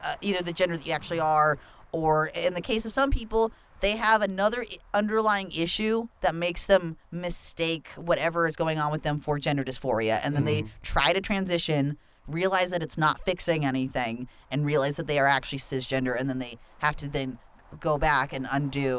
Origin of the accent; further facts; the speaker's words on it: Norco, California, United States; I grew up in a conservative farming town called Norco in Riverside County, which is about like an hour or so east from Los Angeles